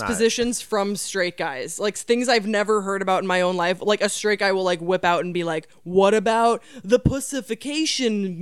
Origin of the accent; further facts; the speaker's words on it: Belgium; now in United States; growing up in Belgium